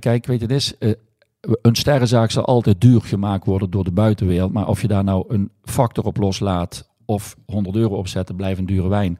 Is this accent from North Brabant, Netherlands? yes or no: no; Valkenburg, Limburg, Netherlands; also born or lived in Rotterdam; Ik ben eh, geboren en getogen in Valkenburg